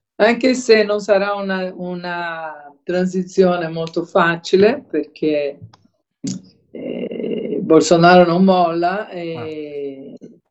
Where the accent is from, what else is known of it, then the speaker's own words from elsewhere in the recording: Brazil; moved away; Io sono brasiliana